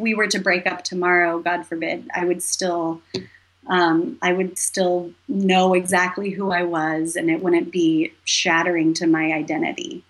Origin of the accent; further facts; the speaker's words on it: Humboldt County, Northern California, United States; moved away as an adult; now in Los Angeles, United States; I'm from Northern California, uh, like almost the Oregon border, Humboldt County